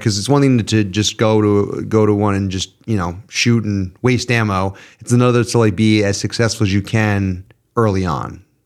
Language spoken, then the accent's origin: English; New York, United States; as a New Yorker